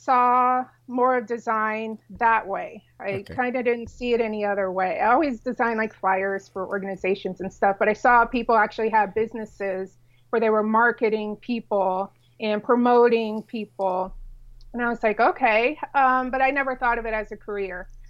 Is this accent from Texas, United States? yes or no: no; San Diego, California, United States; also born or lived in South Florida; now in Dallas-Fort Worth, United States; we were raised in San Diego